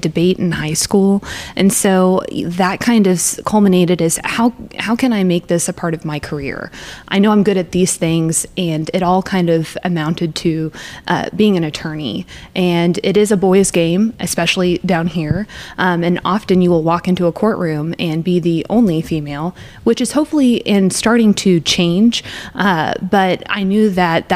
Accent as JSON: {"language": "English", "town": "Springfield", "region": "Missouri", "country": "United States", "tie": "born or raised there", "also_born_or_lived": "Kansas City", "said": "I'm from Springfield, born and raised"}